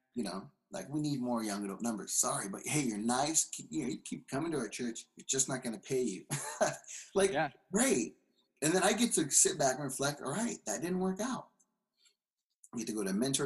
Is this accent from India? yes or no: no; California, United States; moved away as an adult; now in Seattle, United States; I'm from California. Yeah. I'm living in Seattle now.